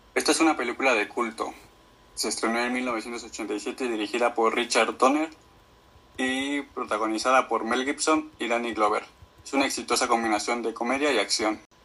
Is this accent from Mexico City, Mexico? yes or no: yes; Mexico City, Mexico; soy de la Ciudad de México.